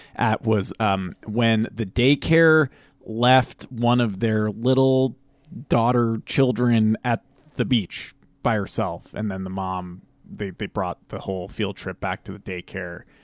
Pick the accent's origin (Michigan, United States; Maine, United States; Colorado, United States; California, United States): Maine, United States; moved away as an adult; also born or lived in San Francisco / Vermont / New York City; now in Alaska, United States; I was born in San Francisco, lived there till I was six years old, moved to Maine, uh, lived in Maine, went to high school in Vermont, went back to Maine for college